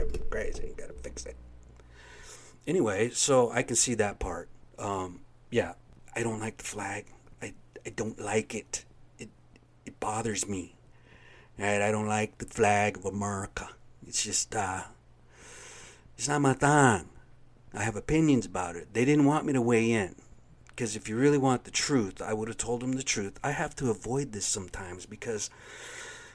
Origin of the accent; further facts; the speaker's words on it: United States; I'm an American